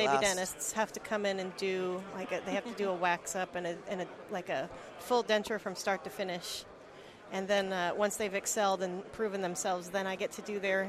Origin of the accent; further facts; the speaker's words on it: Colorado, United States; also born or lived in Texas; now in Virginia, United States; I'm from Colorado